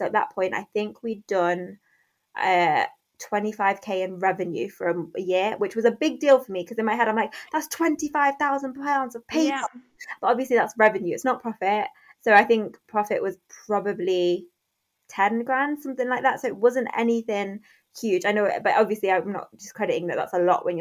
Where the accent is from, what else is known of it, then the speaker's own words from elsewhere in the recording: Derby, East Midlands, United Kingdom; also born or lived in London; I moved back home from London, so back to Derby